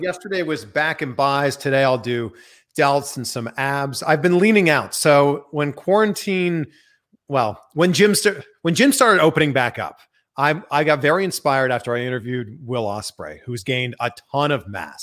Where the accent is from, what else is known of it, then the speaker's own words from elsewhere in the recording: Canada; now in United States; I'm from Canada